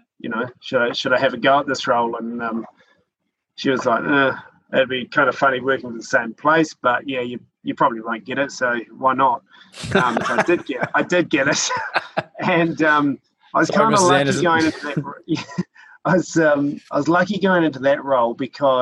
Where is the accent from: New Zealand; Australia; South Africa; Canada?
New Zealand; Christchurch, Canterbury; also born or lived in Auckland; moved back to Christchurch, which is my hometown